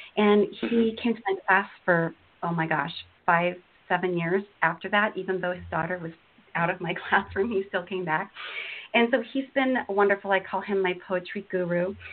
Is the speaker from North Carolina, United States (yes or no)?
no; Washington, United States; also born or lived in Florida / Azores / Texas; I've grown up in Washington State uh, for, pretty much since I was five.